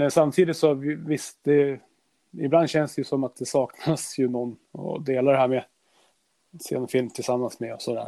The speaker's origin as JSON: {"language": "Swedish", "region": "Norrland", "country": "Sweden", "said": "där vi är ifrån"}